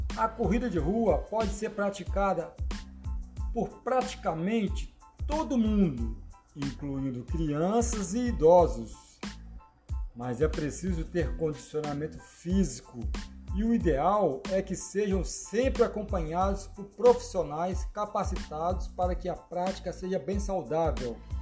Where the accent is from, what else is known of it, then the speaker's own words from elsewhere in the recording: Vila Velha, Espírito Santo, Brazil; sou aqui de Vila Velha, Espírito Santo, Brasil